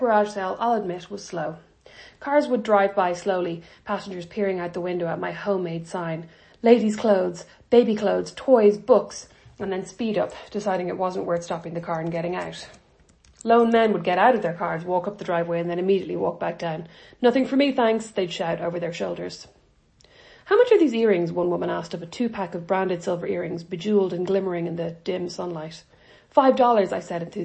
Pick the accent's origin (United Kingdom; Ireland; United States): Ireland; moved away; I'm Irish